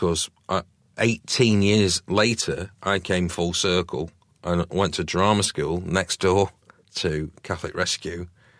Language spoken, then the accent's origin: English; New Longton, North West England, United Kingdom; also born or lived in Didsbury; So I was adopted in Didsbury. My mum and dad adopted me, and then I was taken from Didsbury to a little village called New Longton, which is just outside Preston, and it's very agricultural around there.